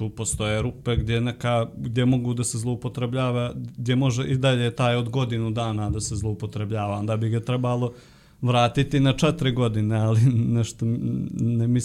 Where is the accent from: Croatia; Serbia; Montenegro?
Montenegro; Podgorica; ja sam iz Podgorice